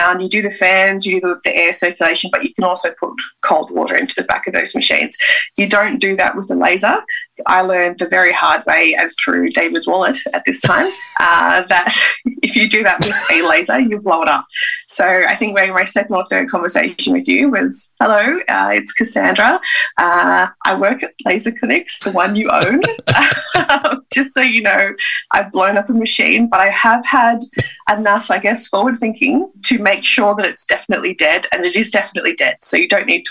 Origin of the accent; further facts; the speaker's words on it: Canberra, Australian Capital Territory, Australia; I'm from Canberra